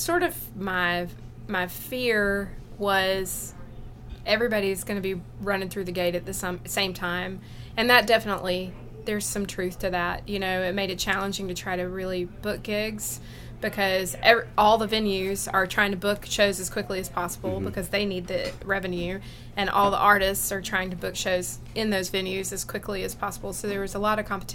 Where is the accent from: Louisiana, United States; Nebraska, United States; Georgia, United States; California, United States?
Georgia, United States; Rome; I grew up in Rome, Georgia, really close to Somerville.